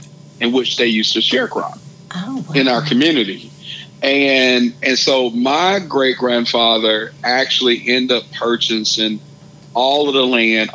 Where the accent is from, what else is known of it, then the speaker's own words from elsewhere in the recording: Hazlehurst, Mississippi, United States; I'm from Hazelhurst, a small town of about 4,000 people, and I grew up 9 miles outside of the town